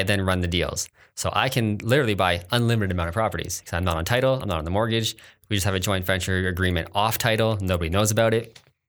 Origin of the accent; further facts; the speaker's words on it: Kitchener, Ontario, Canada; I grew up in Kitchener mostly.